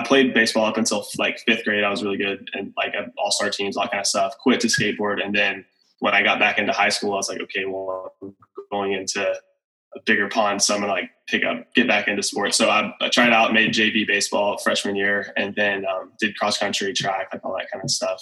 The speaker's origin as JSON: {"language": "English", "town": "Decatur", "region": "Texas", "country": "United States", "tie": "born or raised there", "said": "I grew up in Decatur, Texas"}